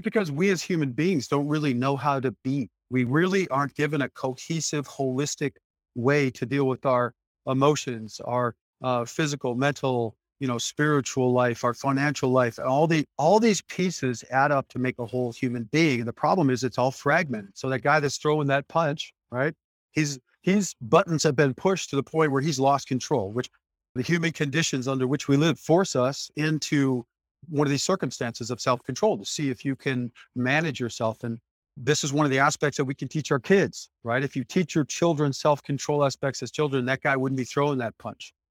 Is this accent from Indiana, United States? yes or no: no; Detroit, Michigan, United States; I was born in Detroit, Michigan in 1966 to parents fighting for the civil rights movement.